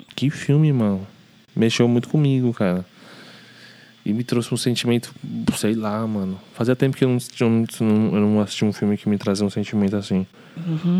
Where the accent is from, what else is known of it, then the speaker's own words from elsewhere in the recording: São Paulo, Brazil; A gente cresceu aqui no Braz